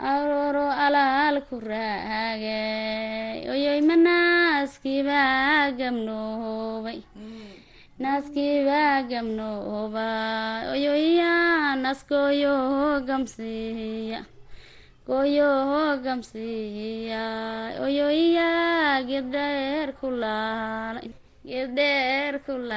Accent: Garbahaarey, Gedo, Somalia; meeshaan ku koray waxaa la dhahdaa mm, waxaa la dhahaa waraabad dareeray iyo iyo garbada

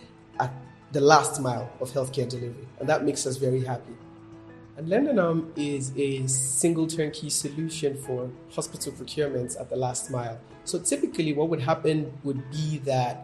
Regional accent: Ogun State, Nigeria; I'm from Ogun State here in Nigeria

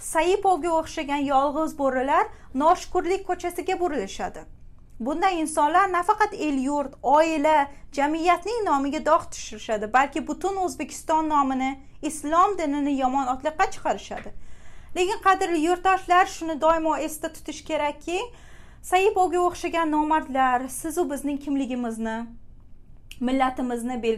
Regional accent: Uzbekistan; now in New York, United States; o'zbekman deb g'ururlanib yashashda davom etamiz

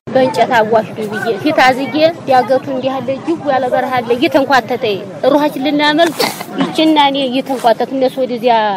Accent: West Welega, Oromia, Ethiopia; moved away as an adult; now in Amhara Region, Ethiopia; ተወልጄም ያደኩት እዛው ነው

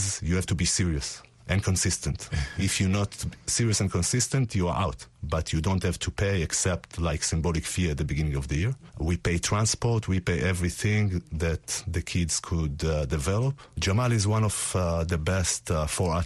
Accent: Tel Aviv, Tel Aviv District, Israel; I come from Tel Aviv, Israel

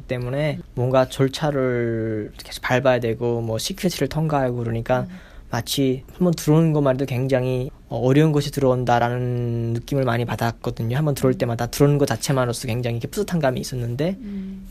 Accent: North Korea; now in Virginia, United States; 내가 북한에서 왔다는

